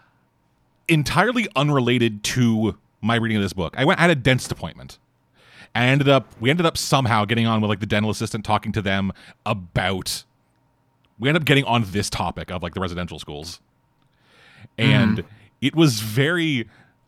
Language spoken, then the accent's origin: English; Canada; we're both Canadian, but we are in very different parts of Canada despite being in the same province